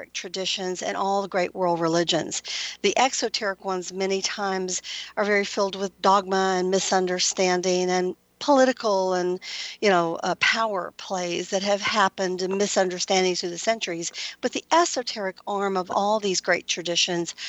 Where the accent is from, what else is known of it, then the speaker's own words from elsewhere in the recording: Atlanta, Georgia, United States; I grew up here in Atlanta